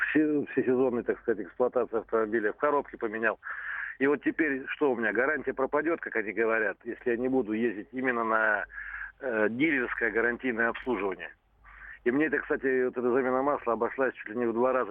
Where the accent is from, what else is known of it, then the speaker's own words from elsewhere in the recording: Novosibirsk, Novosibirsk Oblast, Russia; у нас в городе Новосибирске, я сам из Новосибирска